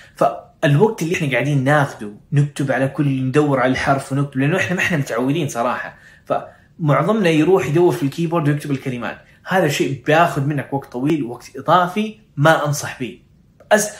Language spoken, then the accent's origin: Arabic; Saudi Arabia; واحنا كعرب او كسعوديين